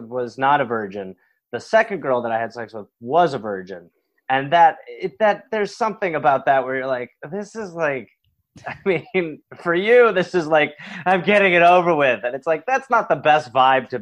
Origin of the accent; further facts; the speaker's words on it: Milwaukee, Wisconsin, United States; now in New York, United States; I grew up in Milwaukee, Wisconsin.